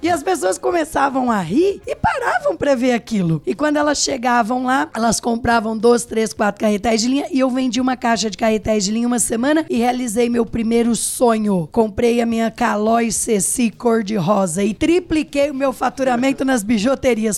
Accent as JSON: {"language": "Portuguese", "town": "Pitangueiras", "region": "São Paulo", "country": "Brazil", "said": "Sou do interior de São Paulo, de uma cidade chamada Pitangueiras, não é Pitangueiras Guarujá, pessoal, interior de São Paulo"}